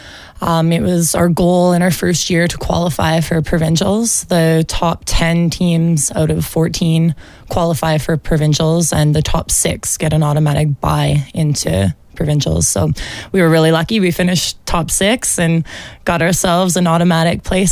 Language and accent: English; Taber, Alberta, Canada; now in Olds, Canada; I'm from Taber, Alberta, so just south of here